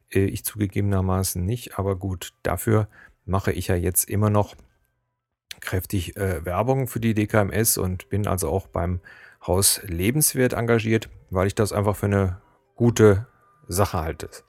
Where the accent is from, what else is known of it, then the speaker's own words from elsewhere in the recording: Cologne, North Rhine-Westphalia, Germany; accent: Kölsch-tinged High German; auch wenn man, so wie ich, eigentlich mehr ein Hochdeutsch mit Kölschen Knubbeln spricht, wird man als Kölner oder Rheinländer erkannt. Also wenn ich jetzt zum Beispiel an die Ostsee fahre, äh, da sagt jeder auf dem Kopf zu, du bist Kölner.